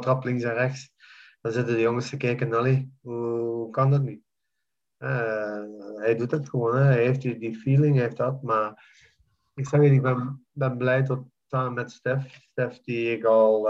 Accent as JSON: {"language": "Dutch", "country": "Belgium", "tie": "born or raised there", "moved": "as an adult", "lives_now": "Jordan", "said": "België is voor mij land, dus mijn, mijn, mijn land waar ik ben geboren en getogen."}